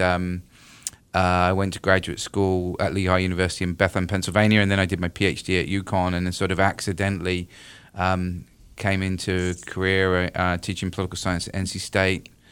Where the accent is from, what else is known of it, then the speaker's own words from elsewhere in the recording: United Kingdom; moved away as an adult; now in North Carolina, United States; I'm originally from the U K.